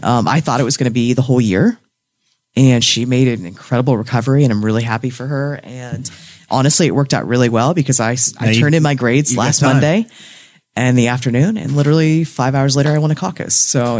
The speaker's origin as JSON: {"language": "English", "area": "Henry County", "region": "Indiana", "country": "United States", "tie": "born or raised there", "said": "So I grew up in Henry County. I was born at Ball Memorial. I went to Shenandoah K-12 with Steve."}